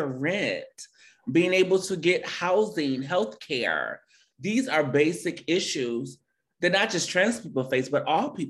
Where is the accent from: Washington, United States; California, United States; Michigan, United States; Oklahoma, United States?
Michigan, United States; Detroit; born or raised there